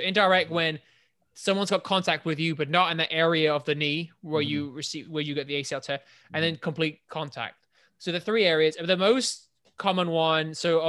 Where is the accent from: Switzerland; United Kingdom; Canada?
United Kingdom; England; born or raised there